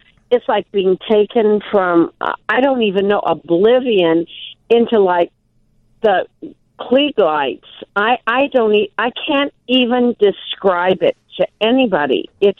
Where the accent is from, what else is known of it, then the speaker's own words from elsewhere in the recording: Milwaukee, Wisconsin, United States; But we're from Milwaukee.